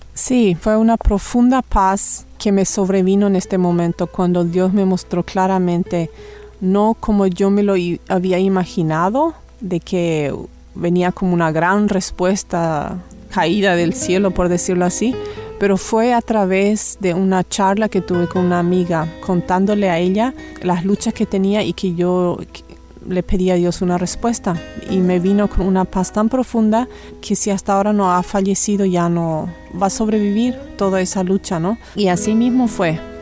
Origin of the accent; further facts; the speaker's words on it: Paraguay; moved away as an adult; now in Canada; hace casi cuatro años que vivimos por Canadá y originalmente soy de Paraguay también